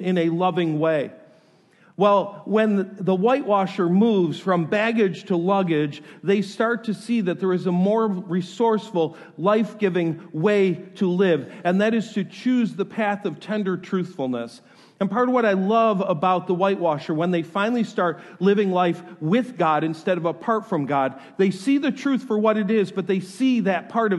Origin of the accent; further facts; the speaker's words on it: New York, United States; moved away; I am from New York